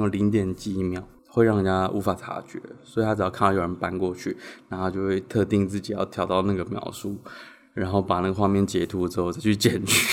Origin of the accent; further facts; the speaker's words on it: Changhua County, Taiwan; moved away; 我彰化人